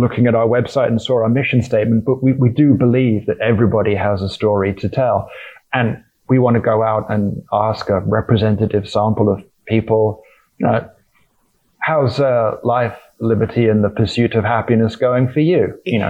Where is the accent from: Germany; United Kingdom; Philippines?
United Kingdom; as a British person, you know, it was the start of a long and acrimonious divorce of a colony that we really quite liked